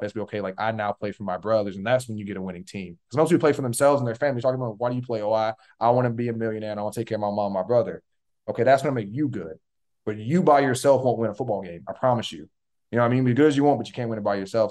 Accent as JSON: {"language": "English", "town": "Tallahassee", "region": "Florida", "country": "United States", "tie": "born or raised there", "said": "I was born in Tallahassee."}